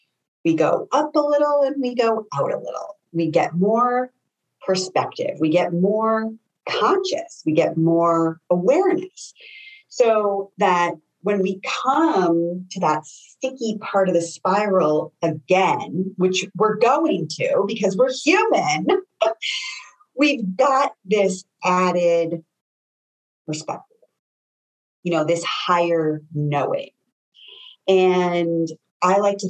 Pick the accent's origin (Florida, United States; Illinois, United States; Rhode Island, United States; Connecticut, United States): Connecticut, United States; moved away; I'm from Connecticut originally